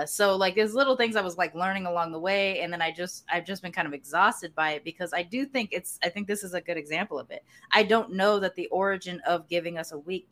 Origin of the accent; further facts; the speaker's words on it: California, United States; I grew up with Juneteenth in California because my family is, you know, Galveston enslaved is my family history. They're from Texas. They came over to California.